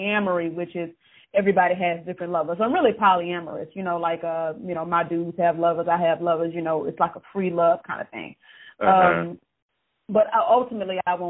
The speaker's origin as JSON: {"language": "English", "region": "Louisiana", "country": "United States", "said": "I'm from Louisiana. We all can cook"}